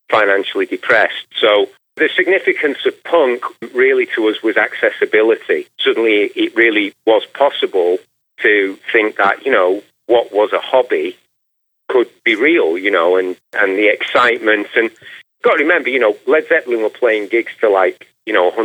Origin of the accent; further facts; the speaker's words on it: Manchester, North West England, United Kingdom; now in Los Angeles, United States; Uh, Manchester was great, man. It was, uh, you know, it was, it was, a fun town.